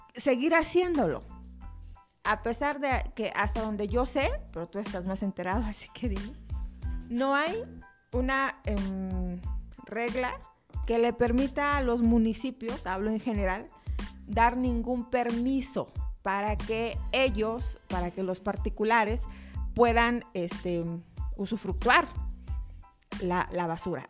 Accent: Oaxaca, Mexico; somos los oaxaqueños

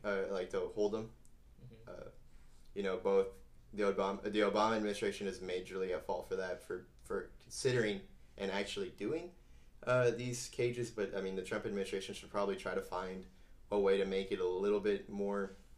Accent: Mission, Texas, United States; moved away; also born or lived in Donna, Texas; I was born in Mission, Texas, and grew up about a mile or two away from the border

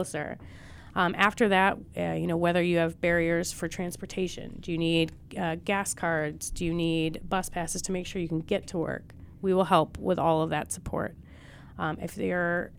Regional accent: outside Buffalo, New York, United States; moved away; I'm from outside Buffalo, New York

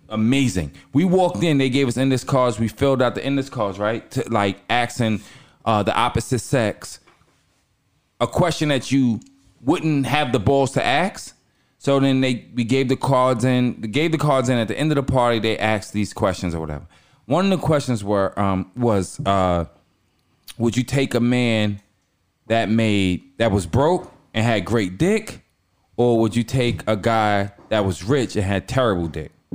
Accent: Long Island, New York, United States; I'm from Long Island.

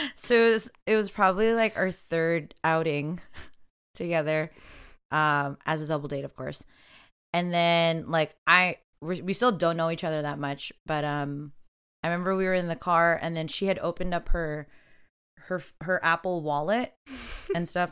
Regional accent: Toronto, Ontario, Canada; I'm also from Rexdale

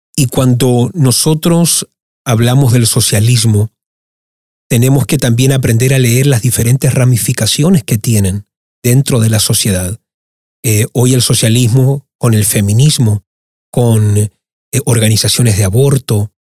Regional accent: Sweden; also born or lived in Argentina / Chile; me ha tocado crecer en un país profundamente socialista

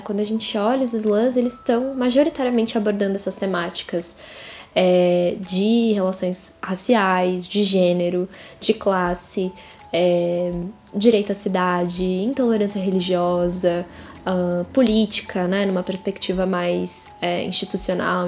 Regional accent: São Paulo, Brazil; eu sou nascida e crescida na Zona Leste de São Paulo

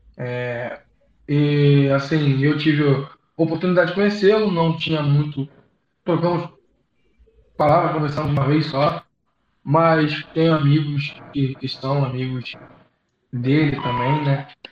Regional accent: Macaé, Rio de Janeiro, Brazil; a gente é de Macaé, interior do Rio.

